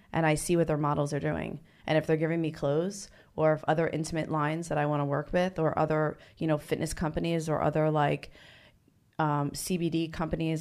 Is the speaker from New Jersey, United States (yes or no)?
yes; New Jersey, United States; moved away; I'm originally from New Jersey.